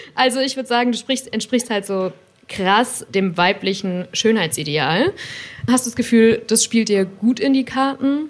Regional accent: a Bavarian village, Germany; als ich zum Beispiel so groß geworden bin im Bayerischen Dorf

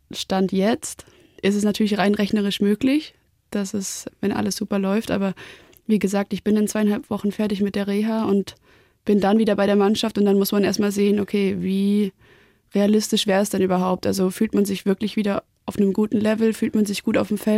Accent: Baden-Württemberg, Germany; Weil klar, wir sind ja auch aus dem Schwabenland und ja.

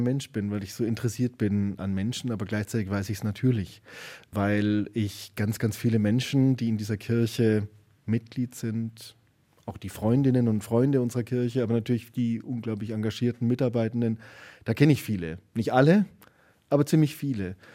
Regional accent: Garmisch-Partenkirchen, Bavaria, Germany; moved away; also born or lived in Nuremberg; ich bin ja da in, in Garmisch-Partenkirchen aufgewachsen.

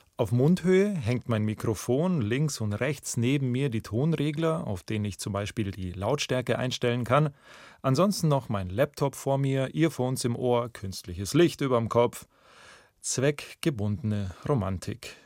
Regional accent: Memmingen, Bavaria, Germany; also born or lived in Munich; meiner Heimatstadt Memmingen

